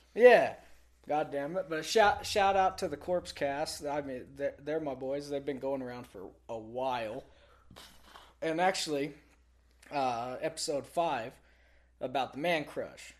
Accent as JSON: {"language": "English", "region": "Texas", "country": "United States", "tie": "born or raised there", "said": "I grew up in Texas"}